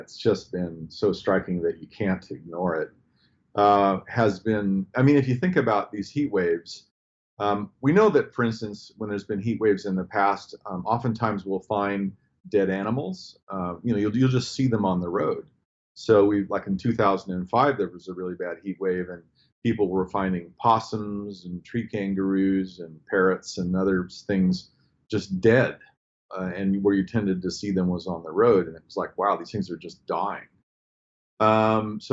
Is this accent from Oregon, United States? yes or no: yes; Oregon, United States; moved away as an adult; also born or lived in Latin America; now in Cairns, Australia; I'm from Oregon